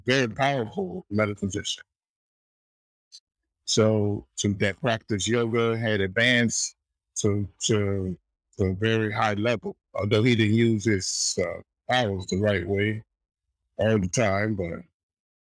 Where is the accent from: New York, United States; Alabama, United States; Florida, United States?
Florida, United States; South; I grew up in South Florida